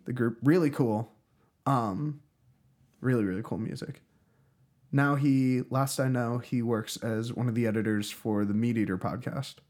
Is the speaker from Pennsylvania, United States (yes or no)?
yes; Pittsburgh, Pennsylvania, United States; moved away; also born or lived in Philadelphia; I grew up in Pittsburgh